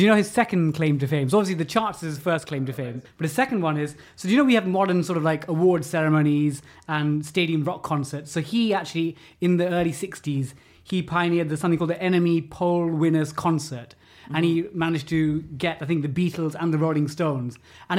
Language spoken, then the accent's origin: English; London, United Kingdom; So I'm from East Ham, from the London Borough of Newham, which is why I'm a massive West Ham fan.